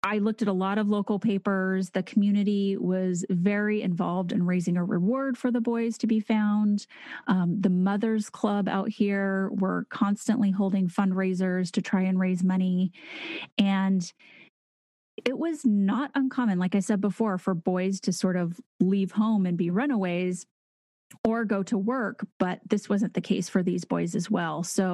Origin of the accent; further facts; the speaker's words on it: San Dimas, California, United States; It was filmed mostly in my hometown of San Dimas.